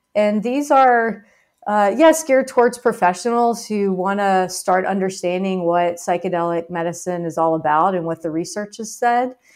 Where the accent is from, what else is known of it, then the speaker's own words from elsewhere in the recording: Baton Rouge, Louisiana, United States; Louisiana, where I was growing up in Baton Rouge